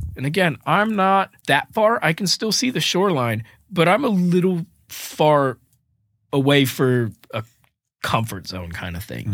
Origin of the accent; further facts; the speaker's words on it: Fort Myers, Florida, United States; moved away as an adult; also born or lived in Boston, Massachusetts; now in Nashville, United States; I was born and raised in Fort Myers, Florida